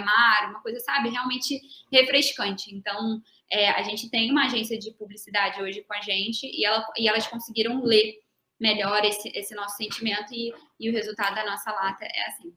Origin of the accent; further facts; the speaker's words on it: Rio de Janeiro, Brazil; moved away as an adult; now in São Paulo, Brazil; também vim do Rio